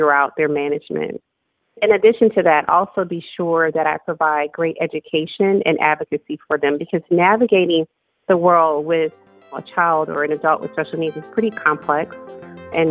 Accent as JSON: {"language": "English", "region": "Louisiana", "country": "United States", "tie": "born or raised there", "said": "I grew up in Louisiana"}